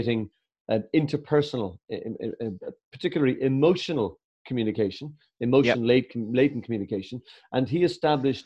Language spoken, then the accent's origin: English; Ireland